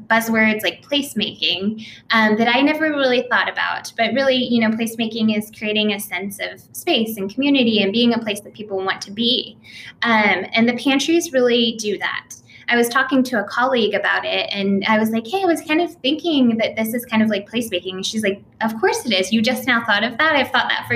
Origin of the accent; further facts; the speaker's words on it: rural Nebraska, United States; now in Oklahoma, United States; being from the Midwest, from rural Nebraska